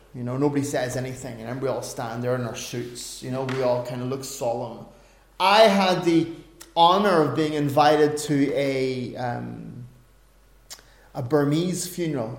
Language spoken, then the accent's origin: English; Ireland; being an Irishman